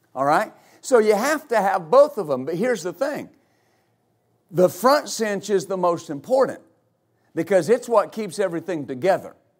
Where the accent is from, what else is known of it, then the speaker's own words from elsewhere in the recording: West Texas, United States; I grew up in West Texas